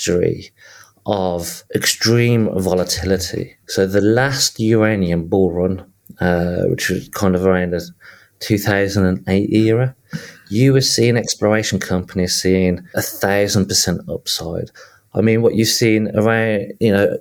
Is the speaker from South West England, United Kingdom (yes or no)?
no; Birmingham, West Midlands, United Kingdom; accent: Midlands; I was born and raised and grew up in south of Birmingham